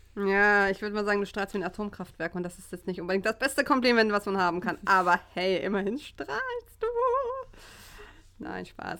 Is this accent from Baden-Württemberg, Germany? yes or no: no; Hamburg, Germany; ich komme aus Hamburg